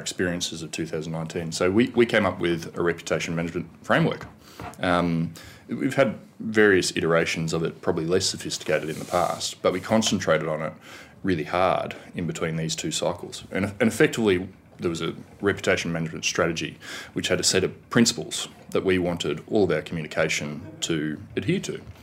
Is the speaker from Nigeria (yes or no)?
no; Canberra, Australian Capital Territory, Australia; from Canberra.